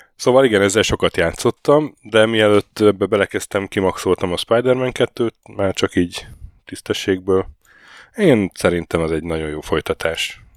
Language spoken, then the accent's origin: Hungarian; Hungary; moved away; jöttem haza egy hétre